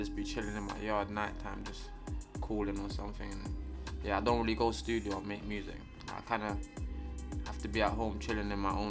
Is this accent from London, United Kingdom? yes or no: yes; London, United Kingdom